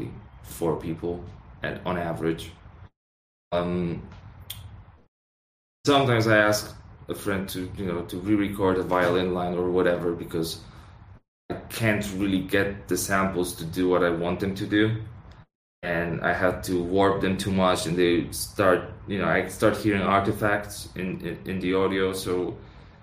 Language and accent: English; Poland; we're from Poland